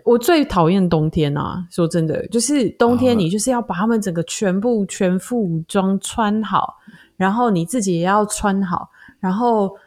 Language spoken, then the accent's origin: Chinese; Taiwan; 我们在台湾长大的思维就比较不像